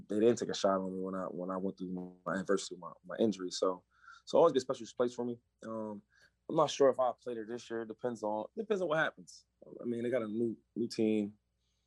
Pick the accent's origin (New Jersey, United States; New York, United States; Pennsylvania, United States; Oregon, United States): Pennsylvania, United States; Harrisburg; Some of the neighborhoods I grew up in, it was tough, but it makes you tough